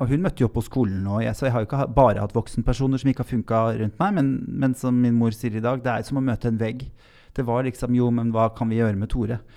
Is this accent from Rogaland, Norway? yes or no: no; Lier, Buskerud, Norway; also born or lived in Drammen; Jeg vokste opp på Tranby i Lier. Født i Drammen